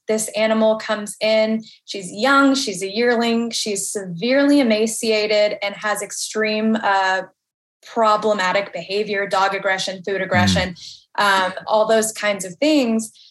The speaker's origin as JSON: {"language": "English", "town": "Nashville", "region": "Tennessee", "country": "United States", "tie": "born or raised there", "said": "I'm born and raised in Nashville, Tennessee. I've been here my whole life."}